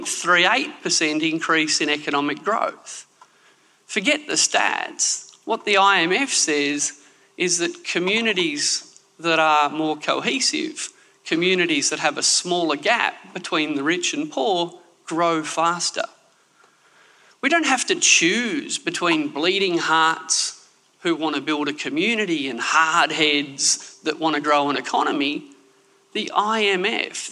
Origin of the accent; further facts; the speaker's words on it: Canberra, Australian Capital Territory, Australia; also born or lived in Sydney; I'm from Canberra. We, citizens of Sydney, of which I was born